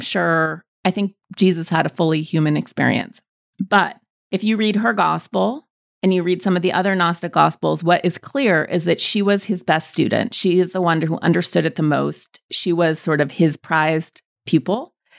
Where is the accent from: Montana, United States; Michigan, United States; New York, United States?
Montana, United States; we landed in Montana, small Jewish community